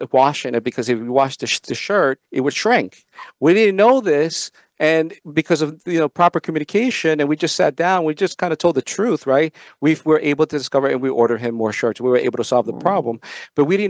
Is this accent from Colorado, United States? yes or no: no; Long Beach, New York, United States; also born or lived in El Salvador; I came here to New York, and I lived in Long Beach, New York